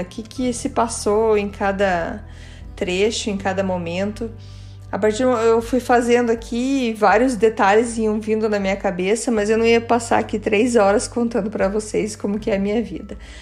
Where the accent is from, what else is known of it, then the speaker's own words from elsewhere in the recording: Curitiba, Paraná, Brazil; first language Portuguese; also born or lived in Germany; Eu nasci em Curitiba